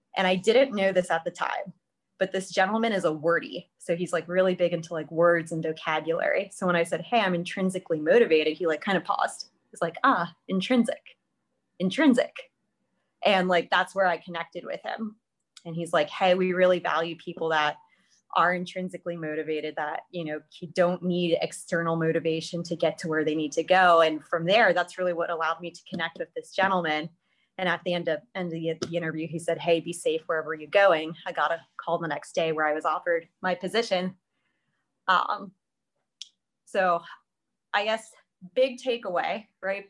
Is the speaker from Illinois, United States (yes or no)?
no; Columbus, Ohio, United States; moved away as an adult; now in Pittsburgh, United States; I'm from Columbus, Ohio